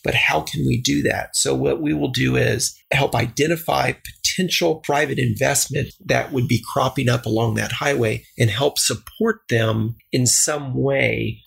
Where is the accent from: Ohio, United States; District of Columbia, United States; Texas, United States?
Texas, United States; El Paso; born or raised there; moved away